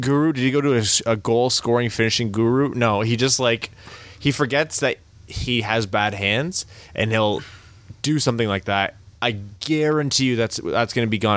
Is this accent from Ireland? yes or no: no; Canada; we're Canadian, the three of us